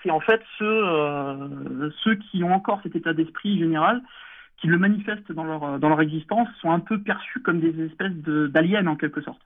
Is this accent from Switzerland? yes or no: no; France; en tant qu'Européens, en tant que Français enracinés.